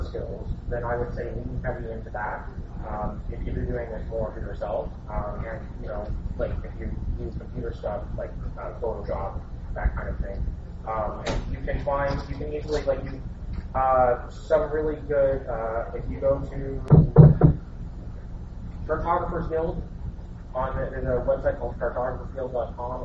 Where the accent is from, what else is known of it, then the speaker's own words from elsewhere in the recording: Canada; as a Canadian